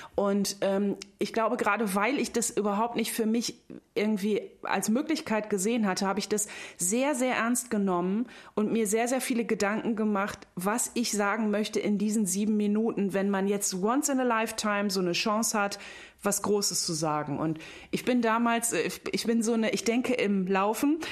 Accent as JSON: {"language": "German", "region": "North Sea coast", "country": "Germany", "said": "ich komme von der Nordsee"}